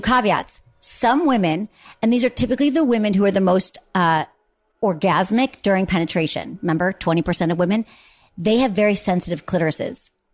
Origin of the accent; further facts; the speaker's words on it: Michigan, United States; I grew up in Michigan